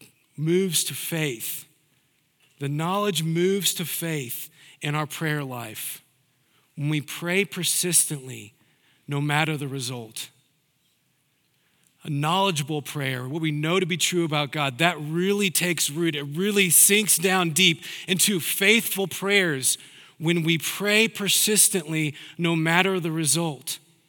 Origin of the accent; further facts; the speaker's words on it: the South, United States; Now, I'm a Southerner. I don't have the Southern accent, but I'm a Southerner.